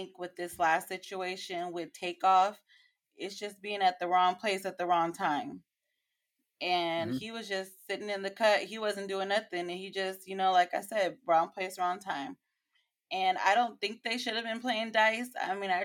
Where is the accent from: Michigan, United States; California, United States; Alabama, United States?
California, United States; San Diego; I'm from San Diego, California